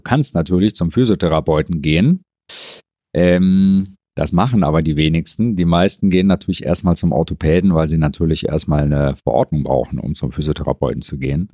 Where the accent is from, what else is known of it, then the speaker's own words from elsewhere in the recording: Mönchengladbach, North Rhine-Westphalia, Germany; also born or lived in Frankfurt / Düsseldorf; Arbeite hier eigentlich an meinem Geburts- und Wohnort